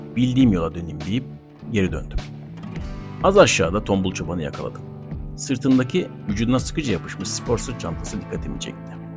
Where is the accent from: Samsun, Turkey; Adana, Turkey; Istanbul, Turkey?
Adana, Turkey; Gürsel neighbourhood and Karataş; Ben çocukken Gürsel Mahallesi'nde ve Karataş'ta taşlı topraklı yollarda yalın ayak son sürat koşabilen akranlarım vardı